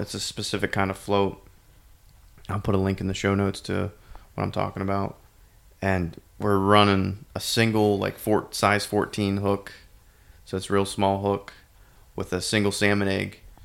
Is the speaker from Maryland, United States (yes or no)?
no; Venango County, Pennsylvania, United States; moved away; I am in Venango County, Pennsylvania, which is, uh, my hometown